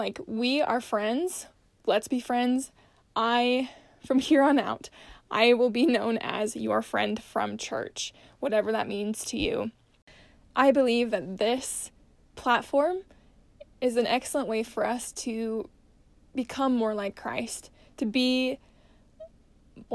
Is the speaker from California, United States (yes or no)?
no; Salt Lake City, Utah, United States; I was born and raised in Salt Lake City, Utah.